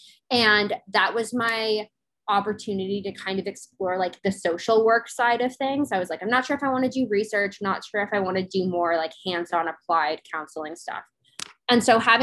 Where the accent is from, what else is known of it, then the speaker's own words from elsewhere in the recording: Florida, United States; also born or lived in Hawaii; I grew up in a divorced household, and not only divorced, but my mom and I moved to Florida from Hawaii when I was like 7